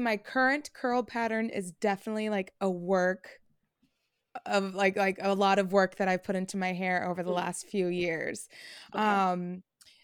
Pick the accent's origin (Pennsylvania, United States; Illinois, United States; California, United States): California, United States; Fairfield; And I'm specifically from Fairfield, so we're a very diverse city on our own